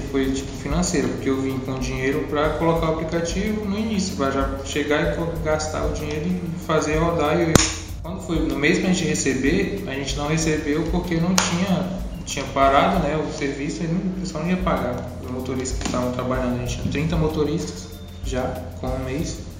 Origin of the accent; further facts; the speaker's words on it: Rondônia, Brazil; moved away; eu só vim de Rondônia pra cá, eu não conhecia a cidade, não conhecia ninguém.